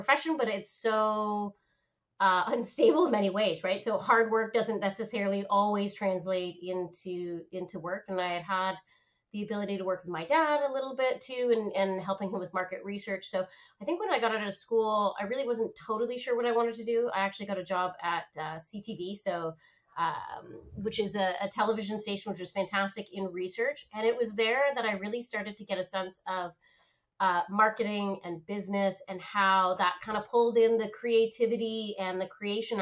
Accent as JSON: {"language": "English", "town": "Oakville", "region": "Ontario", "country": "Canada", "tie": "born or raised there", "also_born_or_lived": "Ottawa", "said": "I grew up in Canada, so born and raised in Canada, born in Ottawa, grew up in Oakville"}